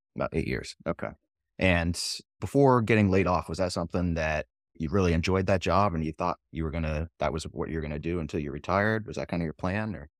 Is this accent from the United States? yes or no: yes; New Hampshire, United States; I'm from New Hampshire as well